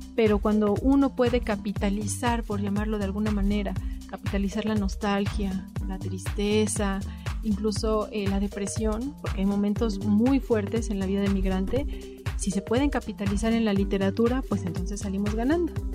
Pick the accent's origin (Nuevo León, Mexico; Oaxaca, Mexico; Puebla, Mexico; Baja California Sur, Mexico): Puebla, Mexico; moved away as an adult; now in Switzerland; yo nací en Puebla